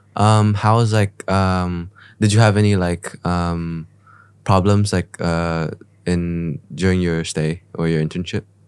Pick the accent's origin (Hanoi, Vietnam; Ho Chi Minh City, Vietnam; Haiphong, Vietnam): Ho Chi Minh City, Vietnam; I was born in Saigon